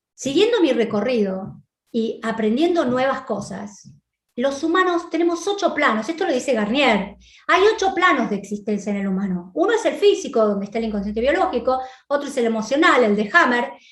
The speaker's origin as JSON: {"language": "Spanish", "country": "Argentina", "tie": "born or raised there", "moved": "yes", "said": "nací en la Argentina"}